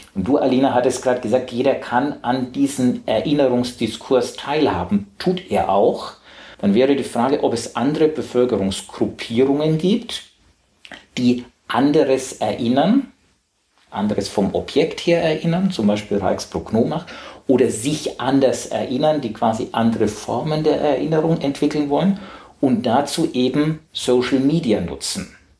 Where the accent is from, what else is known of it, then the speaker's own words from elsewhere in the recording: Southern Germany, Germany; accent: süddeutscher Akzent; now in Hamburg, Germany; ich komme aus Süddeutschland. Ich habe selber als Kind um acht Uhr morgens Hamburger Hafenkonzert gehört